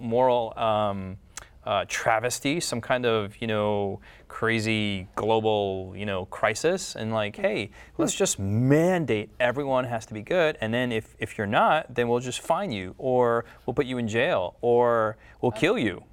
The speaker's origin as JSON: {"language": "English", "country": "United States", "said": "I'm from the United States"}